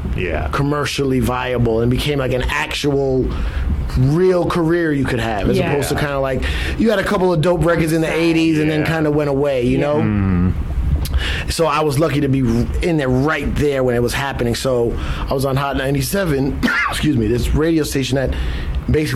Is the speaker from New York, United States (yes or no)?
yes; New York City, New York, United States; I'm from the Bronx originally